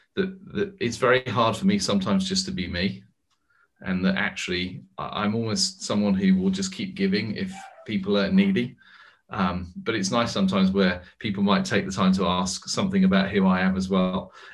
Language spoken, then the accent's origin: English; United States; now in United Kingdom; Trust me, Joseph, I'm an American in exile in Britain with a British passport.